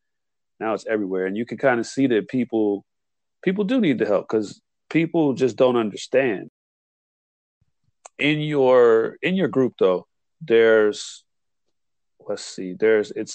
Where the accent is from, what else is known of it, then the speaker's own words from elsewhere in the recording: Illinois, United States; my home state of Illinois